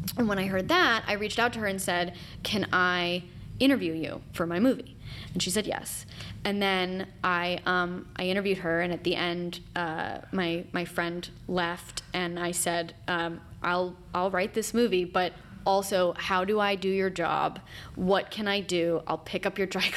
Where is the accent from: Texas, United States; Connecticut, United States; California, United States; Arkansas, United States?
California, United States; Los Angeles; moved away as an adult; also born or lived in New York City; I moved back to Los Angeles from New York. I grew up here